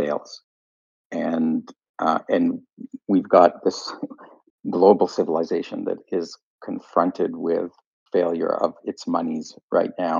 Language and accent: English; Canada; I'm Canadian